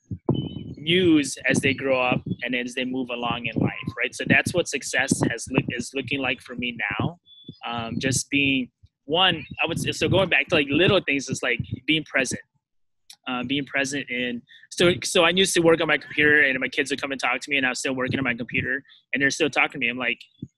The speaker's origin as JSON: {"language": "English", "country": "United States", "tie": "born or raised there", "said": "I was born in the States, but my mom and dad escaped like a war-torn country and came to the U.S. So I was fortunate enough to grow up here"}